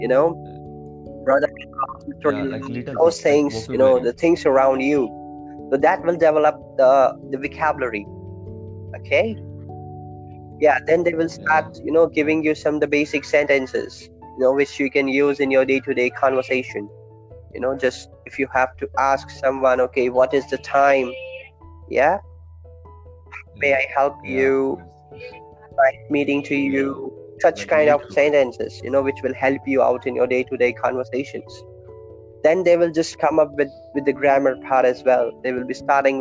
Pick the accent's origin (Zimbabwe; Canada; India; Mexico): India; English is a second language; Being an Indian